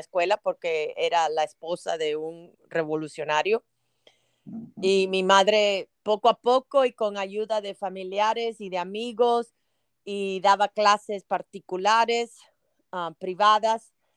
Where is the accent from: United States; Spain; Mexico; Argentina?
United States; also born or lived in Havana, Cuba; yo me crié aquí en los Estados Unidos, vine de los siete años, casi siete años